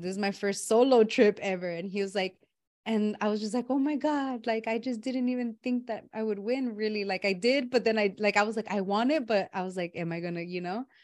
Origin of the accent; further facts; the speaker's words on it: Los Angeles, California, United States; moved away; where I grew up back home in Watts